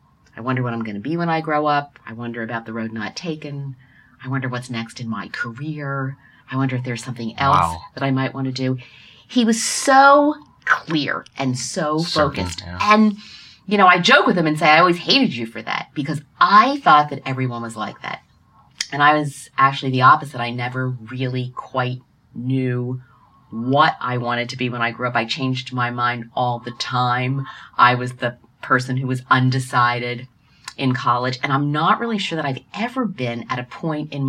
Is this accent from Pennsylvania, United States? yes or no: yes; Norristown, Pennsylvania, United States; I grew up in Norristown, Pennsylvania, outside of Philadelphia